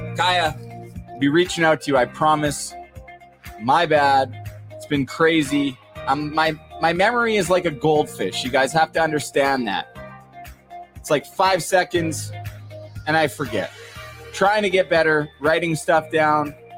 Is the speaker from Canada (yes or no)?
yes; Port Coquitlam, British Columbia, Canada; moved away; I'm from Port Coquitlam part of the Tri Cities